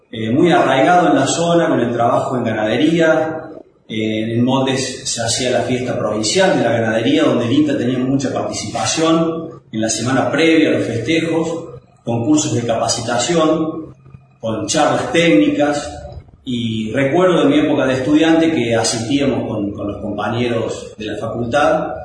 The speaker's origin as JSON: {"language": "Spanish", "town": "Coronel Moldes", "region": "Córdoba", "country": "Argentina", "tie": "born or raised there", "said": "Soy nativo de Moldes, por tanto eh, casi nací junto con la agencia en esos 50 años. Eh, yo recuerdo de, mi infancia pasar frente a la calle Uruguay donde estaba la sociedad rural"}